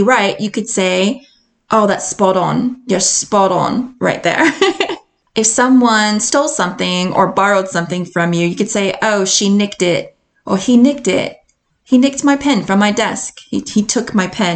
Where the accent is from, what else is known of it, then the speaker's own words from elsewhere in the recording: United States; accent: American; moved away as an adult; now in Edinburgh, United Kingdom; I love being an American. I love my American accent